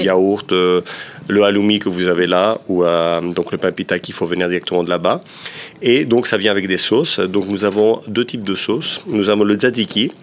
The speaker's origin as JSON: {"language": "French", "region": "Peloponnese", "country": "Greece", "said": "Je suis originaire, du Péloponnèse"}